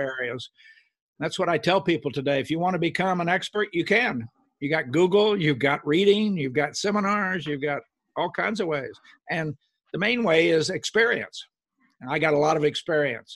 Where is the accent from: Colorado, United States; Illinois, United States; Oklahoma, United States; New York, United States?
Oklahoma, United States; moved away; I grew up in Oklahoma, a little farm